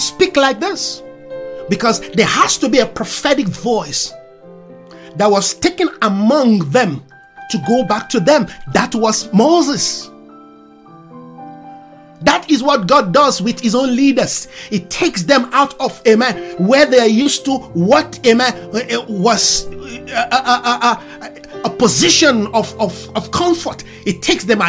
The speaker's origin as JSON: {"language": "English", "country": "Nigeria", "second_language": "English", "said": "English is not my mother's tongue. I learned it. Consciously, unconsciously, I learned it. But I'm not an English person. I'm a Yoruba man from Nigeria"}